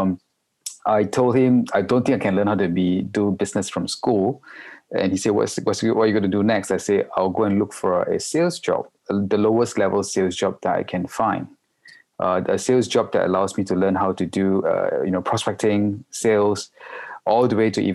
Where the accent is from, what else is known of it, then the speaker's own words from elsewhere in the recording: Malaysia; also born or lived in Singapore; now in Hong Kong; I'm a Malaysian, but I'm based in Hong Kong for the past 16 years already.